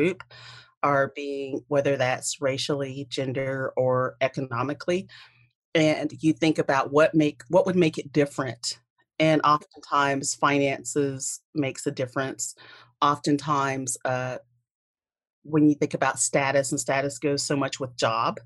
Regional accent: South Carolina, United States; I was raised in the South, which is a very unique part of the United States compared to others, specifically South Carolina

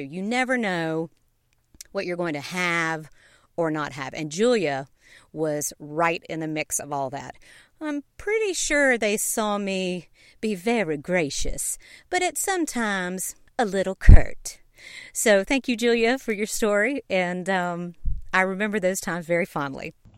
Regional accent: Knoxville, Tennessee, United States; also born or lived in Savannah, Georgia; I was born in Savannah, Georgia, and grew up in Knoxville, Tennessee

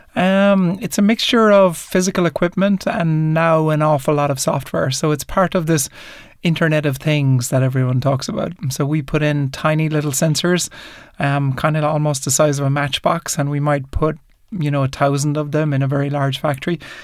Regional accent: Ireland; growing up in Ireland in the in the seventies and eighties

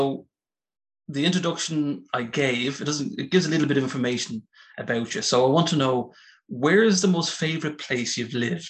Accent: Malahide, Leinster, Ireland; I'm from the north side of Dublin, I'm from Malahide

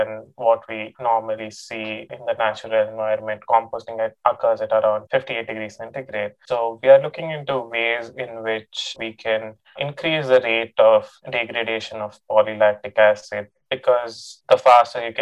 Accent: Bangalore, Karnataka, India; moved away as an adult; now in Stillwater, United States; I'm from Bangalore, India.

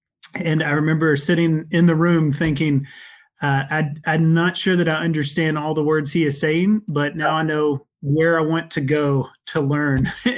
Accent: Kentucky, United States; I grew up here in Kentucky and came to Christ at a relatively young age as a teenager

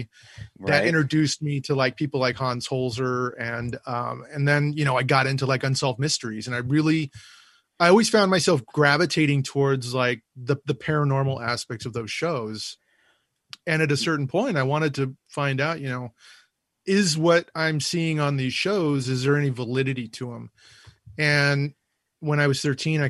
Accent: Whittier, California, United States; my hometown of Whittier

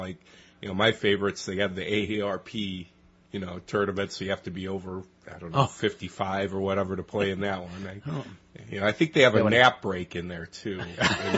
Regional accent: United States; I'm an American

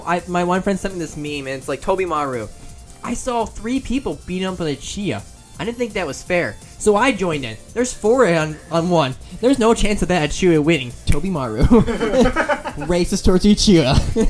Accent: United Kingdom; I am British, everyone.

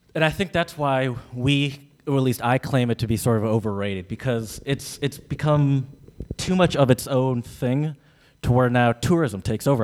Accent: United States; I'm American

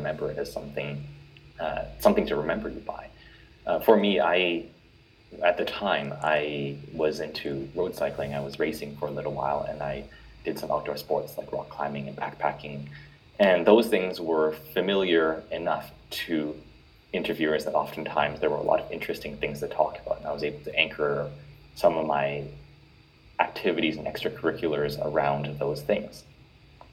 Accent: Edmonton, Alberta, Canada; I was born in Edmonton, and I was raised by my parents who were immigrants from Hong Kong.

